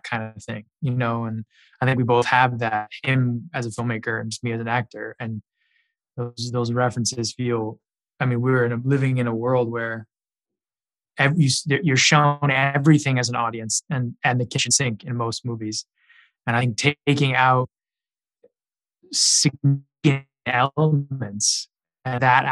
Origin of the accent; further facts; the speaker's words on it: Los Angeles, California, United States; now in New York, United States; I grew up in Hollywood. But I live in New York now